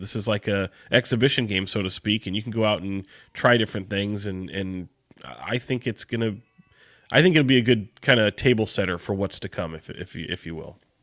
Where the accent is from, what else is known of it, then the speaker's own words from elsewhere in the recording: Sacramento, California, United States; I grew up in Sacramento